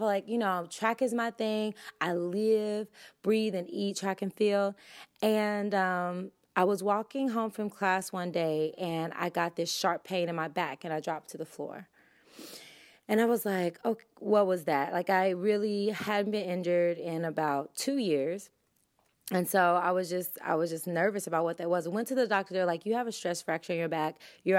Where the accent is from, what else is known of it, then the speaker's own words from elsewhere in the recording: Tennessee, United States; I'm from Tennessee.